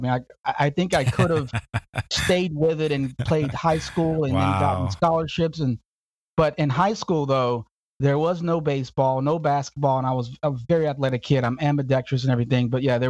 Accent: Houston, Texas, United States; also born or lived in Chicago / Phoenix; I was born in the South Side of Chicago. In my early years, maybe 3 or 4, my parents divorced and we moved to Houston. Houston for about 2 years, I think it was. And then from Houston to the other extreme, the dry extreme of Phoenix, Arizona

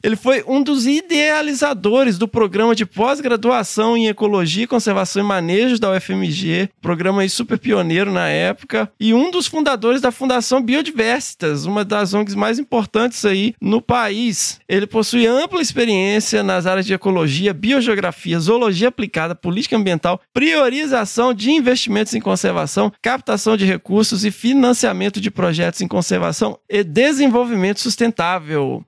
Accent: Carangola, Minas Gerais, Brazil; eu sou mineiro de Carangola

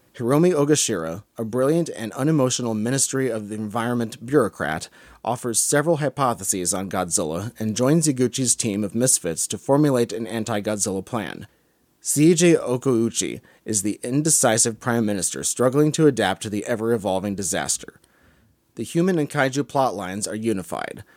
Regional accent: United States; I'm an American. I feel at home here

